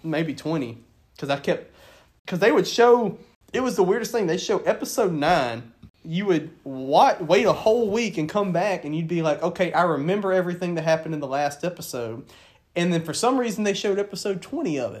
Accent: the South, United States; where we grew up down here in the South

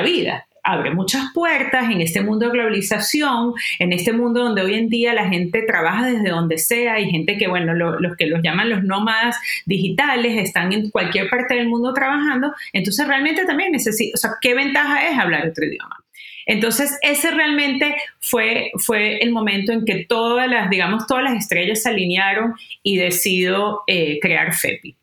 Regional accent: Venezuela; moved away as an adult; now in United States; Yo vengo de Venezuela, como muy bien saben, me mudo eh, vengo del mundo corporativo

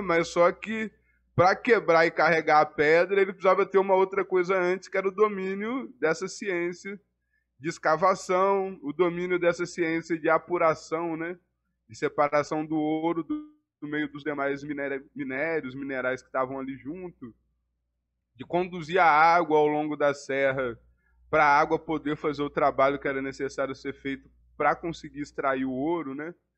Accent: Ouro Preto, Minas Gerais, Brazil; três pretos, nascidos e criados em Ouro Preto, em bairros de periferia

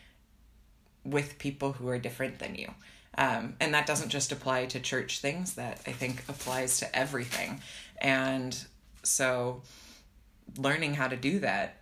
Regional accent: Nebraska, United States; moved away as an adult; also born or lived in Minnesota / Mexico / Philadelphia; now in Berlin, Germany; I'm from Nebraska originally, and then I moved to Minnesota in college

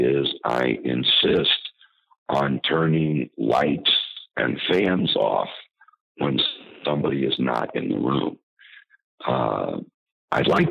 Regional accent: Scarsdale, New York, United States; I grew up in Scarsdale, which is, as you know, here in New York

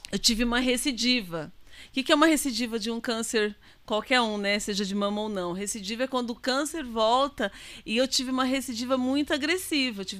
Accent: Itaquaquecetuba, São Paulo, Brazil; Nós somos de Itacoaxetuba.

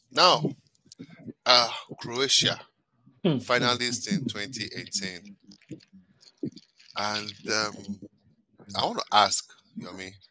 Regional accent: Canada; Okay, so um, my home country, Canada.

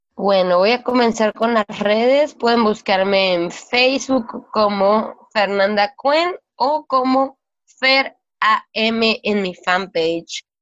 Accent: Culiacancito, Sinaloa, Mexico; soy oriunda de Culiacancito

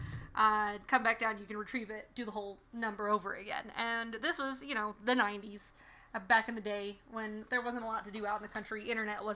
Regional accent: the South, United States; accent: Southern; I grew up in Sticks, in BFE, as we called it, Bumfuck Egypt. And we're from the South, and you probably can't tell from my accent, but it'll come out later

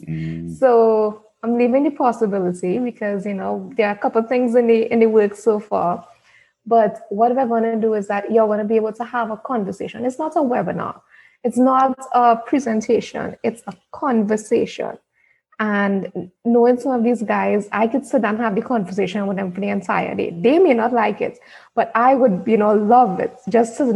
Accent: Trinidad & Tobago; I'm from Trinidad

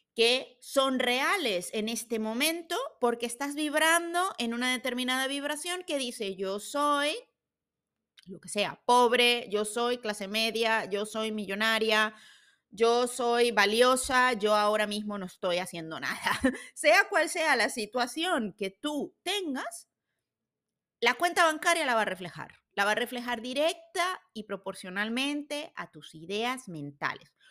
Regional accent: Venezuela; now in Switzerland; Vivo en Suiza, soy de Venezuela

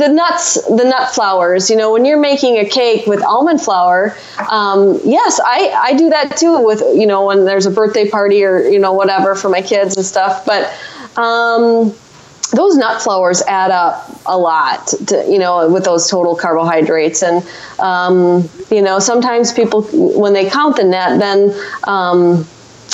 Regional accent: Wisconsin, United States; I'm from Wisconsin

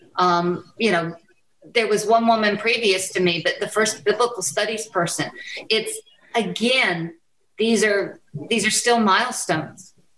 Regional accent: United States; as an American woman who is white

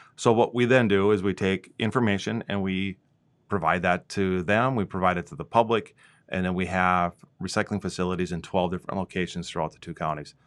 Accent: Minnesota, United States; moved away as an adult; also born or lived in South Dakota; My wife and I moved from South Dakota. We're originally from Minnesota

